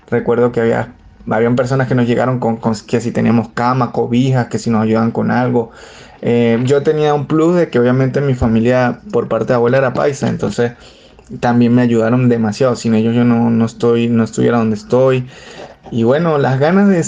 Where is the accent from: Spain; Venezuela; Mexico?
Venezuela; Eh, bueno, yo tenía la ventaja de que eh, yo soy venezolano, pero mis cuatro abuelos y, mis, y ambos padres, mis cuatro abuelos son eran colombianos